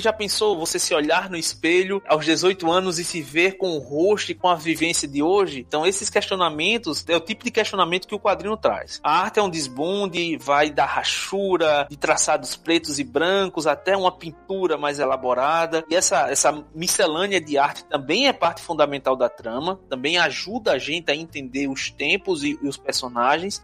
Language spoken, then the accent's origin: Portuguese; Northeast Region, Brazil; accent: nordestino; first language Portuguese; falando com meu sotaque nordestino